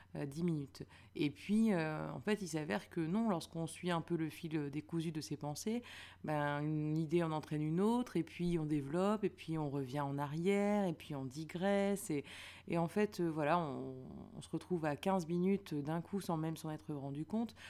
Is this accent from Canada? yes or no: no; Lille, Hauts-de-France, France; now in Paris, France; je viens de Lille